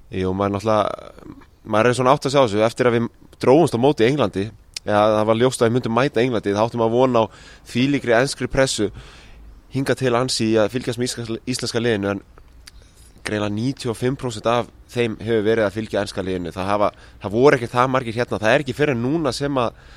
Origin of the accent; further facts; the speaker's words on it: Iceland; við erum frá Íslandi